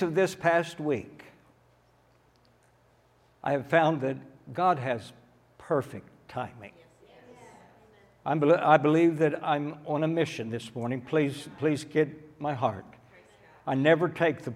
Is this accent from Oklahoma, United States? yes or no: yes; Tulsa, Oklahoma, United States; I was born and raised in Tulsa.